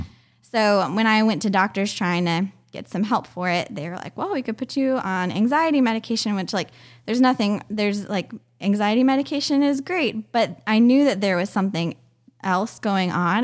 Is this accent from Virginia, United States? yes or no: yes; Richmond, Virginia, United States; also born or lived in Fort Myers, Florida; most of my what I consider my childhood home is um, Richmond, Virginia. Outside of Richmond, Virginia.